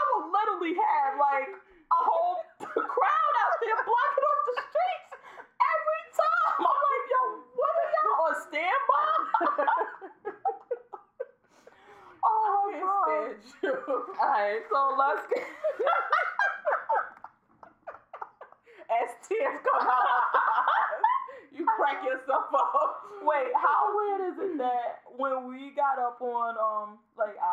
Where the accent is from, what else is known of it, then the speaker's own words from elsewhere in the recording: Newark, New Jersey, United States; I'm from Newark